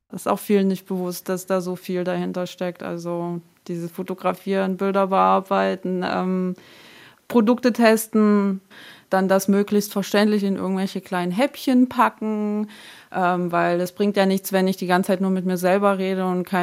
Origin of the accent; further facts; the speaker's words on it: Germany; also born or lived in Taraz (Jambyl), Kazakhstan; now in Heidenau, Germany; 33 Jahre alt und ich wohne in Heidenau, das ist in der Nähe von Dresden. Und ursprünglich komme ich aus Kasachstan, bin in Jambul geboren und ja, lebe jetzt seit ich eigentlich sechs bin hier in Deutschland.